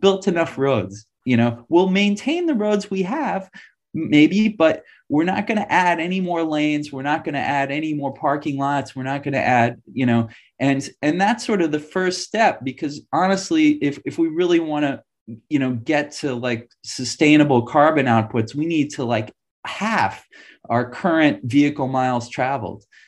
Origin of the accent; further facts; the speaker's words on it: New York City, New York, United States; moved away; I grew up in New York City